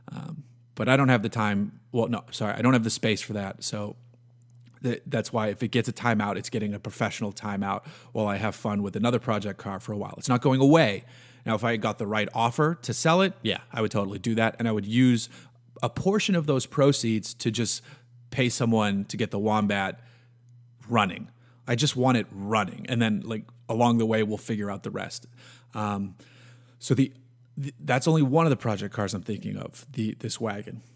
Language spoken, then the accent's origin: English; New England, United States; Growing up in New England on the water